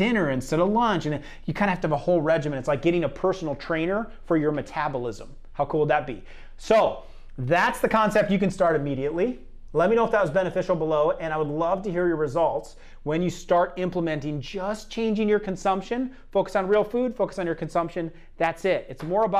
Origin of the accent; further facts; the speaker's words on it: Iowa, United States; I'm from Iowa